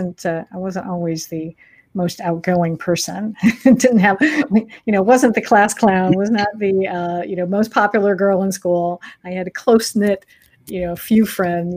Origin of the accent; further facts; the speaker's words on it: Michigan, United States; I grew up in Michigan